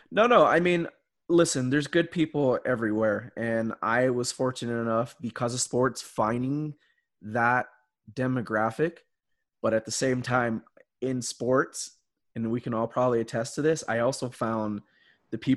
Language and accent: English; Hawaii, United States; I was born in Hawaii, raised by my Puerto Rican grandma, and she made it very clear like it's going to be tough.